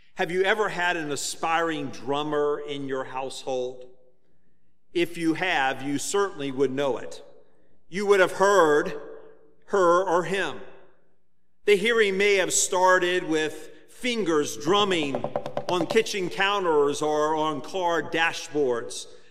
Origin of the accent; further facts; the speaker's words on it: Virginia Beach, Virginia, United States; When I was a teenager growing up in Virginia Beach